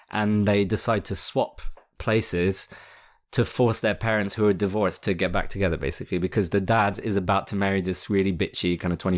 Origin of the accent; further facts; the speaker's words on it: France; English is a second language; because I grew up in France, so my English wasn't like my English was fluent, but like in terms of accents and stuff